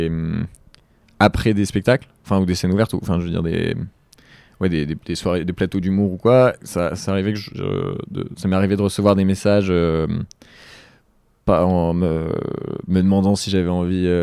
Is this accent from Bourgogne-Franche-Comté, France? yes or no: no; Lille, Hauts-de-France, France; moved away; je suis originaire de Lille.